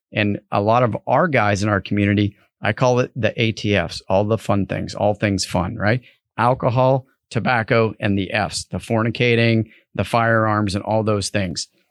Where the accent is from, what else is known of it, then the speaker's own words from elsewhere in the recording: New England, United States; I grew up in New England